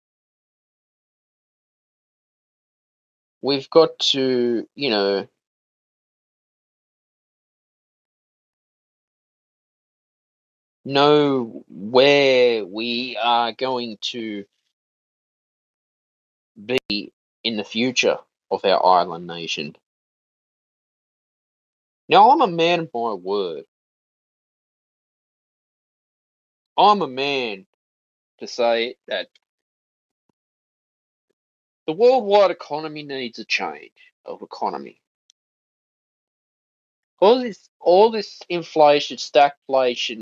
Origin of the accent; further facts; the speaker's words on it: Australia; I'm an Australian citizen